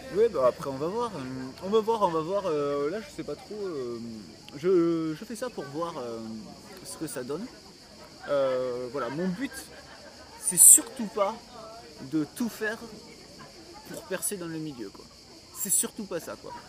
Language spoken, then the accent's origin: French; Montpellier, Occitania, France; je viens de Montpellier